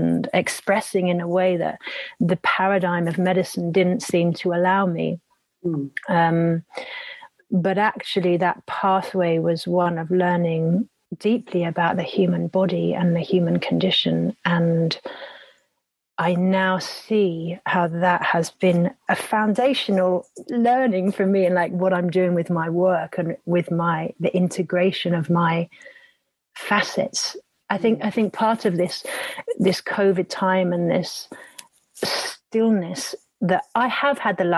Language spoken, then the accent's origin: English; Epping Forest, East of England, United Kingdom; I grew up in Epping Forest